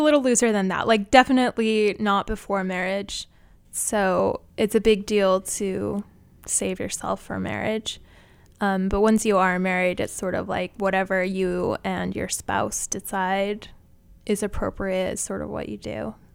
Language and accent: English; Utah, United States; moved away as an adult; now in New York City, United States; I grew up in Utah and I went to college in the same town that I grew up